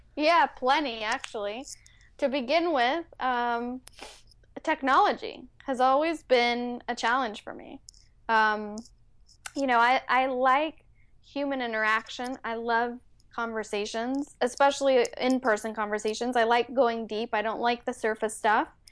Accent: Bay Area, California, United States; first language Spanish; English is a second language; moved away as an adult; also born or lived in Mexico City, Mexico; now in San Diego, United States; I basically grew up in the Bay Area

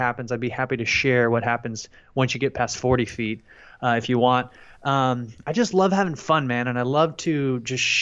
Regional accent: Friendswood, Texas, United States; also born or lived in Houston, Texas; I'm from Houston, Texas, and I grew up in a little town called Friendswood.

